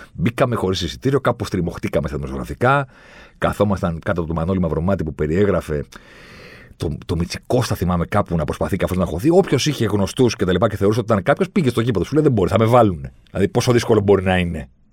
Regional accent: Greece; Μου λέει από πού είσαι. Του λέω από την Ελλάδα

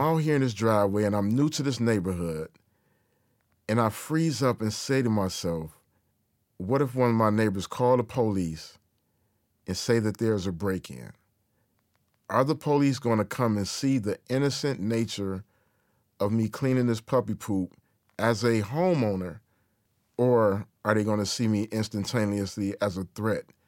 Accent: Detroit, Michigan, United States; native Detroit in my hometown

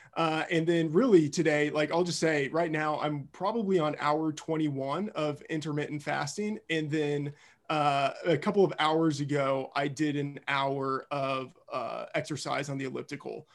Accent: Texas, United States; moved away as an adult; now in Minnesota, United States; flying down to Texas to see them and then I will do this in my hometown Waffle House, like the Waffle House I used to frequent in high school

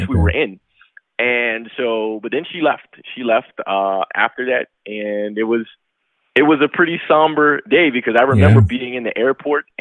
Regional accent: New York, United States; I'm from New York

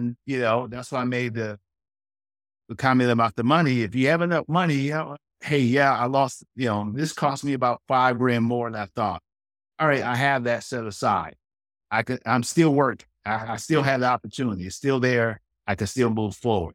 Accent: Pontiac, Michigan, United States; We grew up in Pontiac, and uh, that's just north of Detroit, suburb of Detroit.

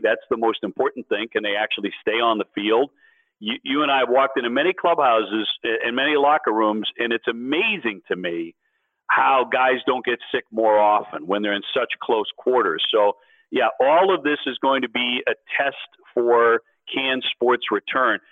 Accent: Quincy, Massachusetts, United States; I was born in Quincy, Massachusetts. I'm a Boston kid. I was raised on the South Shore of Massachusetts.

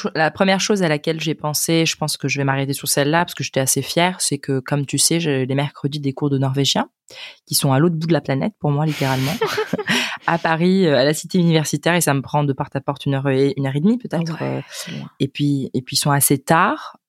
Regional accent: Spain; French is a second language; je viens de l'Espagne

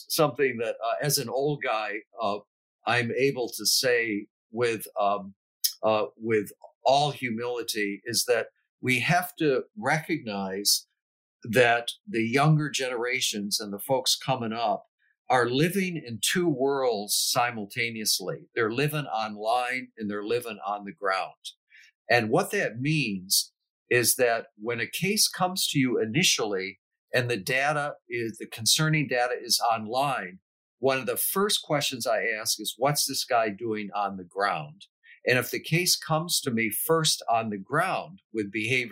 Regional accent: United States; We are all Americans. We are all American citizens

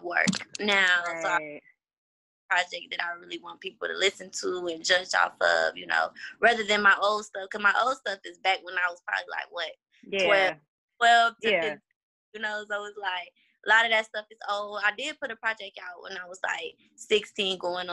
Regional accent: Houston, Texas, United States; I'm from Houston

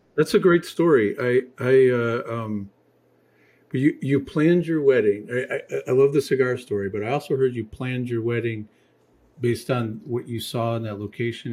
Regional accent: Michigan, United States; moved away; I'm from Michigan

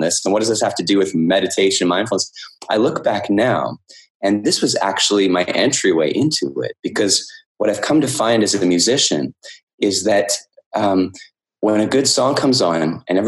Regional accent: Canada; I'm from Canada, and in Canada, we study French at school

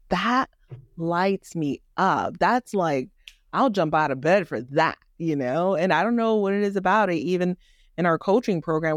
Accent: Miami, Florida, United States; also born or lived in Haiti; now in Georgia, United States; I was born in Haiti, raised in the inner city of Miami

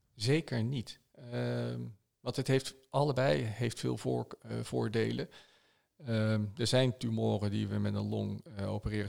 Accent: Netherlands; wij als Nederlanders

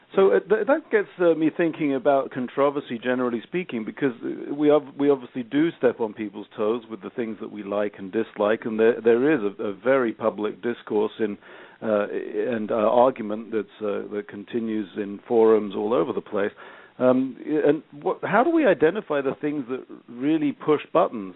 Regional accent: England, United Kingdom; I'm English

